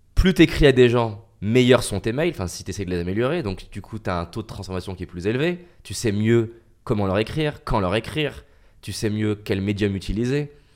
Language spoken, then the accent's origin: French; France; Je suis un petit Français